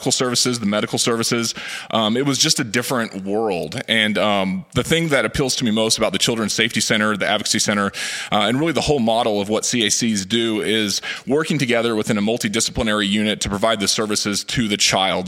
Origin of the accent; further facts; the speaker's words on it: Fort Smith, Arkansas, United States; now in Northwest Arkansas, United States; And I grew up around the Fort Smith area